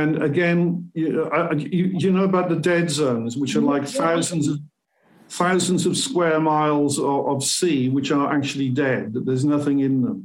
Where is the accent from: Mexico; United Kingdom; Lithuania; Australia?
United Kingdom; Cardiff, Wales; moved away; I come originally from Wales, as I said, mm-hmm. and in the near Cardiff City, yeah, which is the capital of Wales